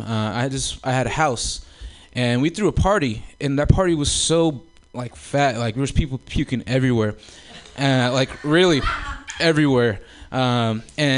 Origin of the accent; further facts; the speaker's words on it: Oakland, California, United States; growing up in Oakland